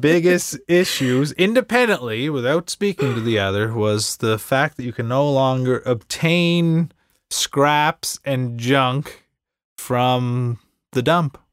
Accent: Inverness, Nova Scotia, Canada; I'm from Cape Breton Island

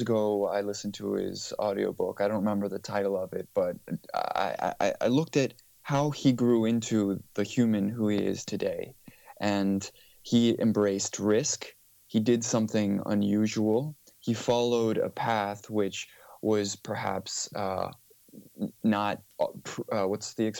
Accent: United States; also born or lived in Mykonos, Greece; I was born in the States, but my dad is Greek, my mother is Danish, and so by virtue of birth, I grew up in a tricultural household

